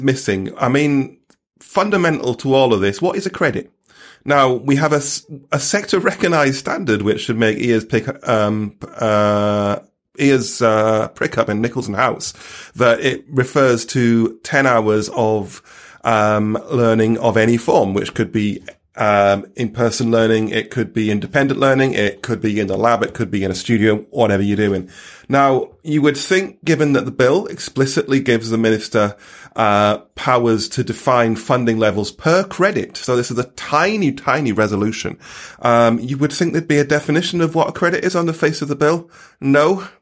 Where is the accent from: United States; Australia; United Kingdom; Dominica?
United Kingdom; Stockton-on-Tees, North East England; moved away; my hometown of Stockton-on-Tees